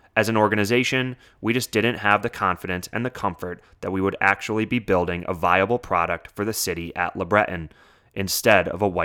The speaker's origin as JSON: {"language": "English", "town": "Ottawa", "region": "Ontario", "country": "Canada", "tie": "born or raised there", "said": "in particular my hometown of Ottawa."}